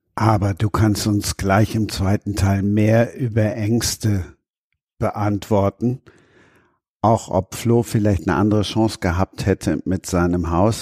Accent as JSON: {"language": "German", "region": "Rhineland", "country": "Germany", "moved": "yes", "lives_now": "Munich, Germany", "said": "ich als Rheinländer"}